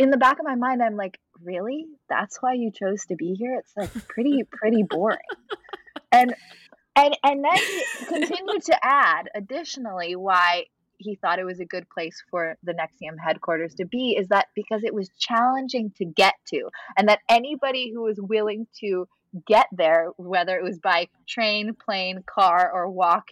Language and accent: English; Southern California, United States; moved away as an adult; also born or lived in Los Angeles / Albany, New York; I'm from Southern California, born and bred